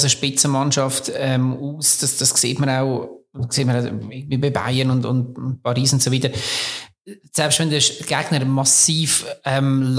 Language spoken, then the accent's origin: German; Bern, Switzerland; also als Berner weißt du, einer von uns wird das erste dort sein